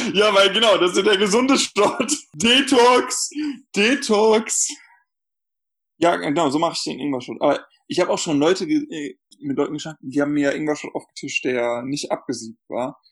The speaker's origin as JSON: {"language": "German", "region": "North Rhine-Westphalia", "country": "Germany", "said": "ich komme halt aus NRW und da wird das sehr viel getrunken"}